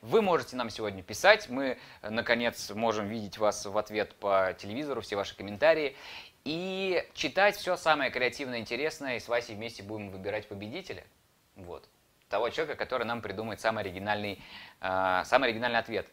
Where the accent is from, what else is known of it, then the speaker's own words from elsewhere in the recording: Saratov, Saratov Oblast, Russia; я сам из Саратова.